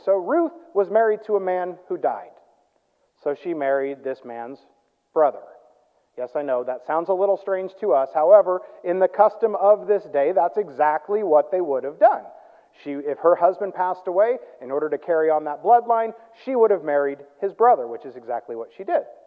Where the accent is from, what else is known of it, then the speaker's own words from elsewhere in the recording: Midwest, United States; I grew up in the Midwest